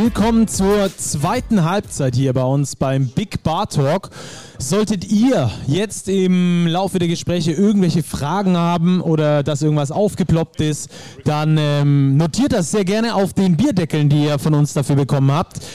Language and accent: German; Ludwigsburg, Baden-Württemberg, Germany; ich komme aus Ludwigsburg, sogar gebürtig